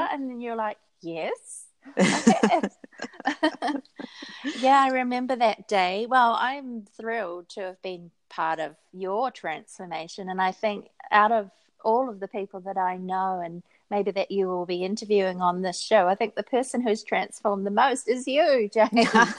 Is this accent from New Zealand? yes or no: yes; New Zealand; And I think it's so easy for people to look at us as New Zealanders or as English-speaking people and just assume that we are teachers.